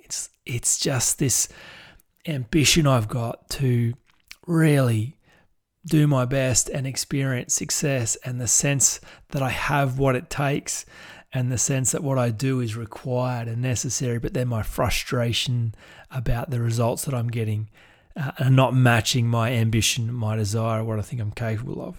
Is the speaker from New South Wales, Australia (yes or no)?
yes; Goulburn, New South Wales, Australia; my hometown in Goulburn